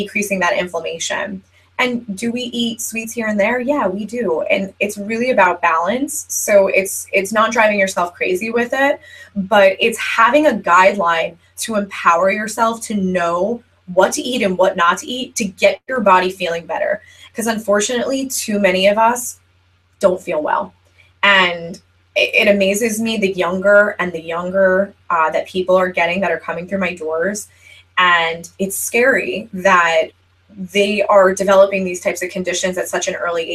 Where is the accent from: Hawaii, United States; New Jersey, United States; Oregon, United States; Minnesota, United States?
New Jersey, United States; I'm from New Jersey